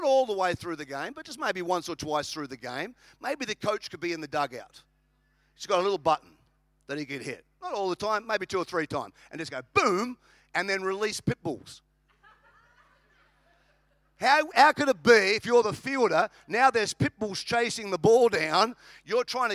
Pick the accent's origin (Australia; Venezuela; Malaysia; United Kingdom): Australia; now in United States; I'm an Australian. I live in America.